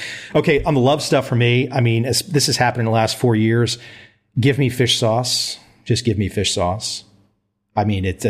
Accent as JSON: {"language": "English", "country": "United States", "moved": "as an adult", "lives_now": "Asia", "said": "as an American now in Asia"}